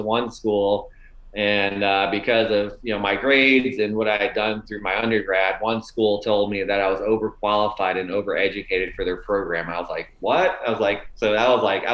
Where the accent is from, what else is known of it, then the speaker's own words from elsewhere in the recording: Tampa, Florida, United States; also born or lived in Buffalo, New York; I was born in Buffalo, New York, and, you know, grew up there until the fifth grade. You know, we moved to the Tampa, Florida area in fifth grade. So I spent most of my, you know, pre-college years in Florida.